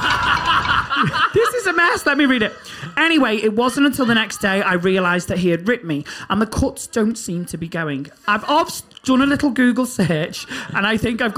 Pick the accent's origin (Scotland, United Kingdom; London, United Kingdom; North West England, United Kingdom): North West England, United Kingdom; Liverpool; moved away as an adult; I moved from Liverpool to uni